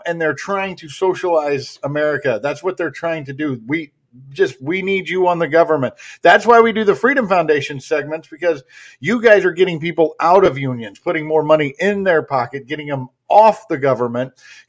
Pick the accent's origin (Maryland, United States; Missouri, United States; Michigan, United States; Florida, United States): Missouri, United States; Kansas City; I'm from Kansas City, too.